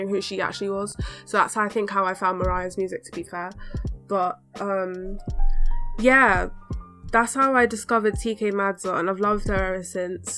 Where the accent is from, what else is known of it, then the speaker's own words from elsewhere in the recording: London, United Kingdom; I've grown up in London